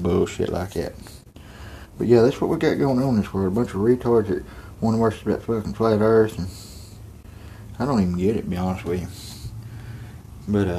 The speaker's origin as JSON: {"language": "English", "region": "Texas", "country": "United States", "said": "I'm from Texas"}